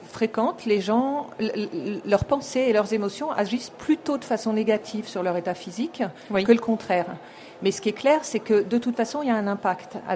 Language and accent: French; Japan; Du Japon.